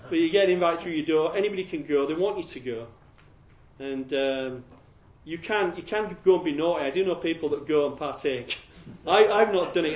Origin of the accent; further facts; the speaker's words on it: Yorkshire and the Humber, United Kingdom; accent: Yorkshire; I'm from Yorkshire